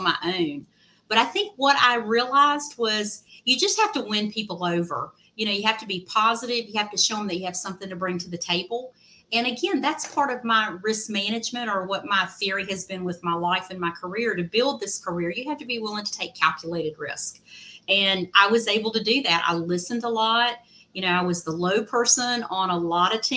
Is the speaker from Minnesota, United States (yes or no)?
no; Southwest Virginia, United States; moved away as an adult; now in Raleigh, United States; where I grew up in Southwest Virginia